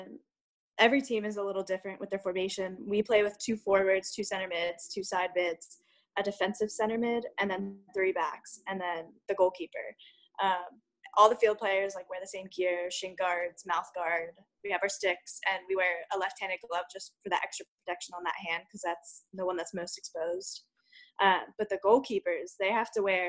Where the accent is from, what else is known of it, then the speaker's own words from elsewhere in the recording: Lititz, Pennsylvania, United States; Pennsylvania Dutch. So I'm from Lititt, so it's a little more in the outskirts, like Ephrata area.